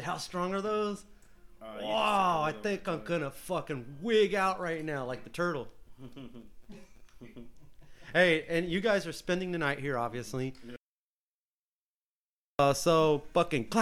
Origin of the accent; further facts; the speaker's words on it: California, United States; now in Arizona, United States; I am a Californian. I am a Californian through and through